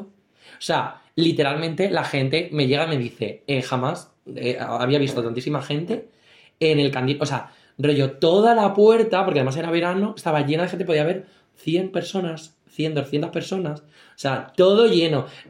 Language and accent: Spanish; Valdepeñas, Castilla-La Mancha, Spain; nosotros somos de Valdepeñas, muy heroica ciudad